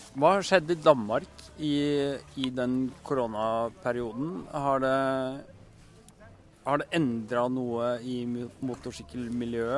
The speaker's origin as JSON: {"language": "Norwegian", "country": "Norway", "said": "vi som er norske"}